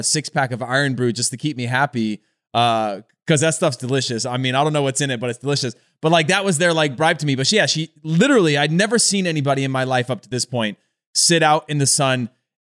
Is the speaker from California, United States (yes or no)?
yes; California, United States; Growing up in California